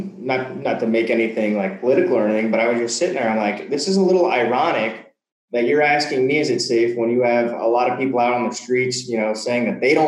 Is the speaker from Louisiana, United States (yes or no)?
yes; New Orleans, Louisiana, United States; moved away as an adult; now in Mexico; I come from New Orleans, which is generally like the bottom five in the United States when it comes to, you know, in a bad way, in crime and things like